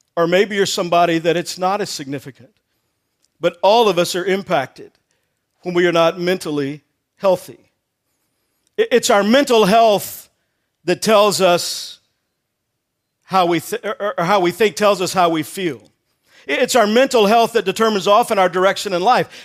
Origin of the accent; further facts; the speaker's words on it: Texas, United States; I grew up in Texas